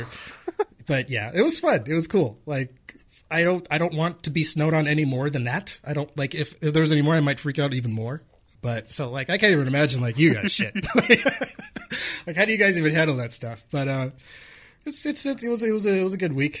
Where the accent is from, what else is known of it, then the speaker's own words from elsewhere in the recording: California, United States; moved away; I'm from California originally. I'd never been snowed on before.